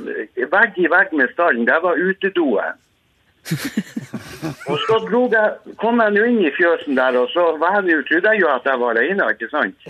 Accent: Northern Norway, Norway; accent: Northern Norwegian; som du hører, så er jeg nordlending

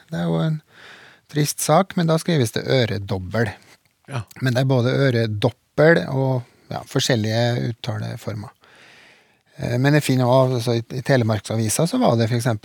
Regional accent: Trøndelag, Norway; Så jeg er vel trønder nok.

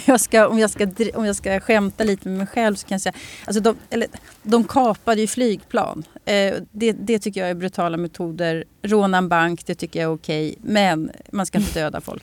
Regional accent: Sweden

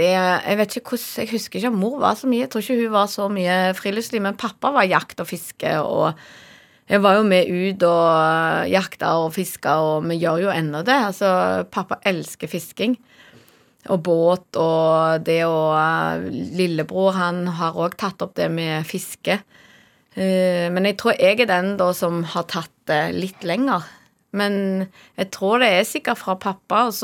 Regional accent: Norway; jeg er så heldig at jeg er fra Norge

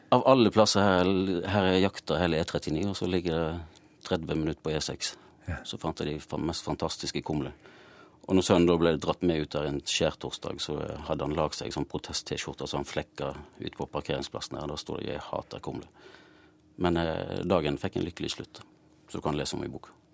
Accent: Austevoll, Vestland, Norway; now in Oslo, Norway; Jeg er jo fra Austevoll i Hordaland

